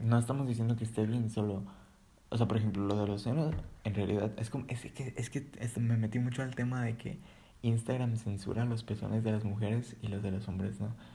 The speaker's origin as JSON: {"language": "Spanish", "country": "Mexico", "said": "yo soy mexicano"}